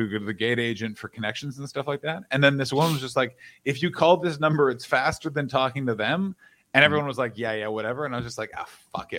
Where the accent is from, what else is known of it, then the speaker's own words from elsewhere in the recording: Canada; I'm Canadian